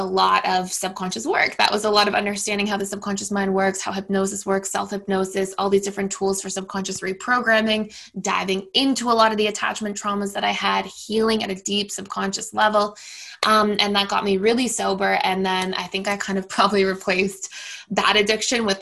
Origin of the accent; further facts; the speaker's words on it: Toronto, Ontario, Canada; also born or lived in United States; I'm born and raised in Toronto, Canada.